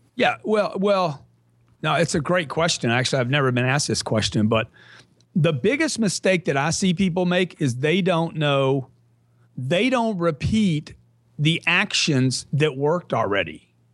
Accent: Lake Charles, Louisiana, United States; I grew up in Lake Charles, Louisiana.

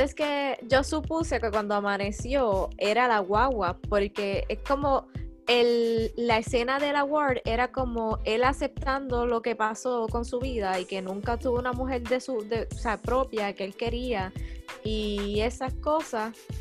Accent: Cabo Rojo, Puerto Rico; vengo con palabras de Cabo Rojo

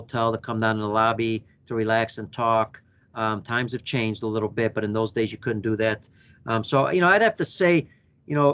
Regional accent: United States; my very first time as an American

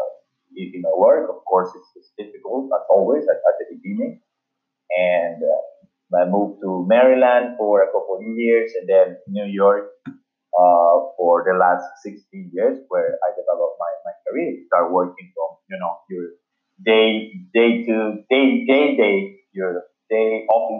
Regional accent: Guayaquil, Guayas, Ecuador; So, I grew up in, I was born in Guayaquil, Ecuador.

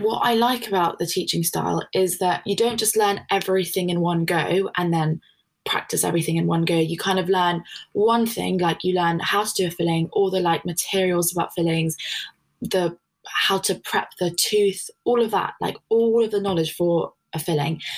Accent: London, United Kingdom; moved away as an adult; now in Leeds, United Kingdom; I'm actually from London, and I didn't know how much I was going to like Leeds when I first came here

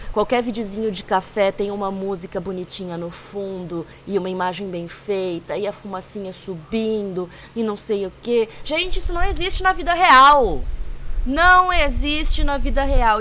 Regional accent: Brazil; Sou brasileira demais para aguentar morar em outro lugar

